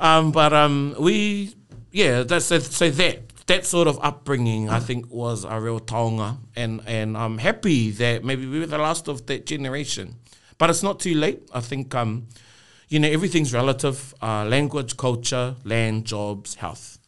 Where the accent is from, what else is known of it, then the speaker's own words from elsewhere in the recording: Rotorua, Bay of Plenty, New Zealand; I was born there and brought up there